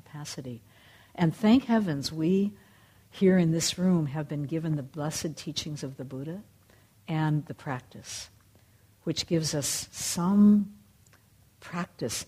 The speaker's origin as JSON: {"language": "English", "country": "United States", "said": "as an American"}